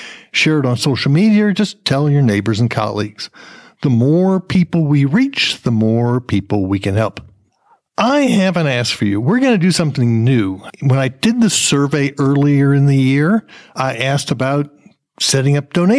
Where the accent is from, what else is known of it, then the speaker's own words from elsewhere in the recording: New Jersey, United States; moved away; I'm from New Jersey originally